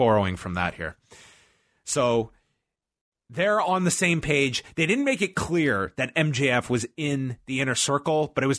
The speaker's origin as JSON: {"language": "English", "town": "Long Island", "region": "New York", "country": "United States", "said": "We're both from Long Island."}